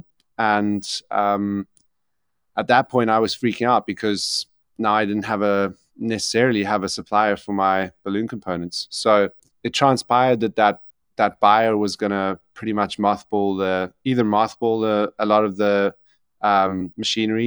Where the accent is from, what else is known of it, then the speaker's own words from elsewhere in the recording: South Africa; also born or lived in Ireland; I'm South African and spend most of my time between South Africa and Ireland